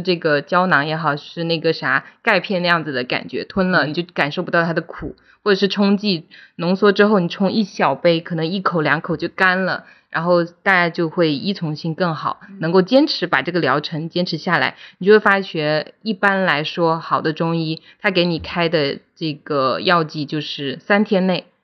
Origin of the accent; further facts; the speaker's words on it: Guangdong, China; 作为一个广东人